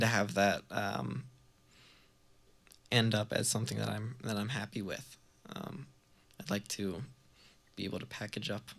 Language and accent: English; Baltimore, Maryland, United States; moved away as an adult; now in Burlington, United States; growing up in Baltimore, I was always really, like, attracted to the scene that they had down there, that we had down there